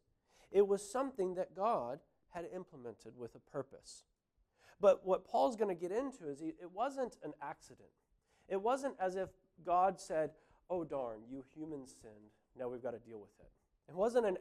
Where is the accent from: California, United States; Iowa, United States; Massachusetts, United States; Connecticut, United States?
California, United States; moved away as an adult; now in New Zealand; I grew up in California.